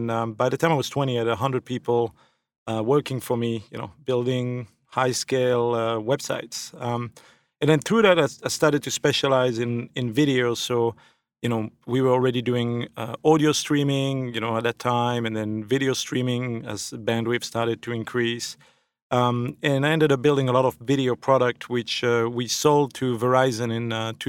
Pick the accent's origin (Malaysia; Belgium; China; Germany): Belgium; moved away; So I'm originally from Belgium, now a thankful naturalized citizen.